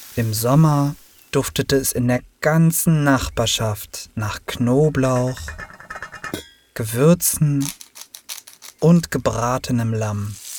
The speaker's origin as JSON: {"language": "German", "region": "Berlin", "country": "Germany", "tie": "born or raised there", "also_born_or_lived": "Turkey", "said": "Ich bin Berliner."}